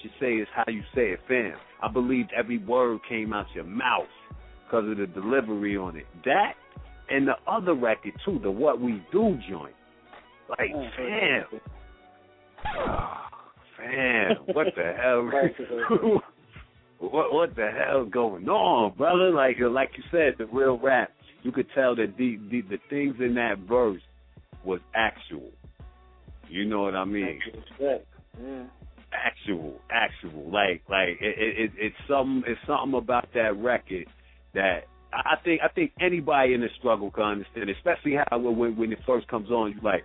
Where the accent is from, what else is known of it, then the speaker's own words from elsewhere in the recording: New York City, New York, United States; I'm from Brooklyn